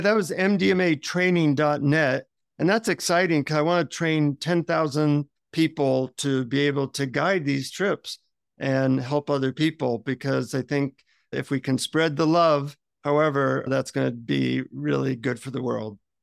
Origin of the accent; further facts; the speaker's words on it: United States; from the United States